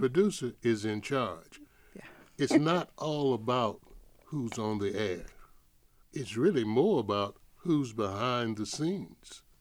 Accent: Atlanta, Georgia, United States; moved away as an adult; growing up in Atlanta, and I never thought I would end up living here

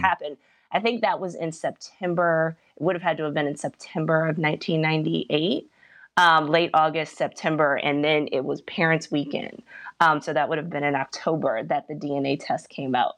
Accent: Virginia, United States; I'm from Virginia

